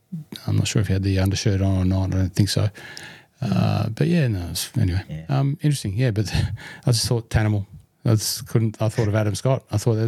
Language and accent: English; South Australia, Australia; from South Australia. Fantastic.